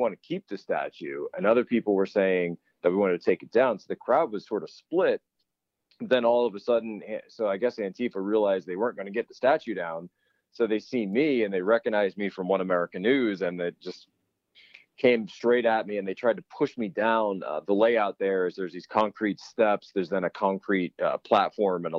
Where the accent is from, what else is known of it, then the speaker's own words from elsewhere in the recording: Pennsylvania, United States; moved away; my home state of Pennsylvania